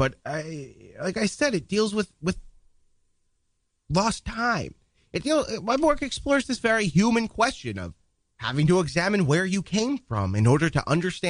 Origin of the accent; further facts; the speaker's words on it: Duluth, Minnesota, United States; born there; I was born in a small town called Duluth in 1922.